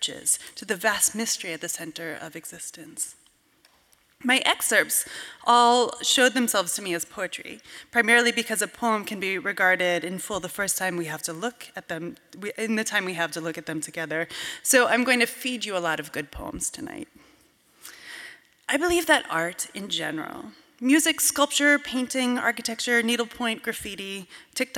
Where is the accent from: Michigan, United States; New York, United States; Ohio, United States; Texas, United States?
New York, United States; Cooperstown; the 18th century Presbyterian church in my hometown of Cooperstown, New York